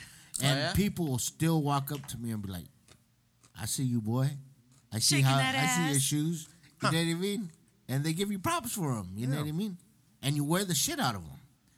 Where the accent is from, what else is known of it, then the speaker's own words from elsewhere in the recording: San Diego, California, United States; I'm from Skyline.